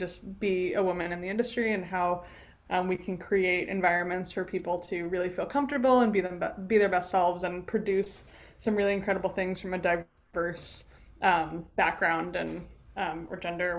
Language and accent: English; New Jersey, United States; moved away as an adult; also born or lived in Rhode Island; my background, I grew up in New Jersey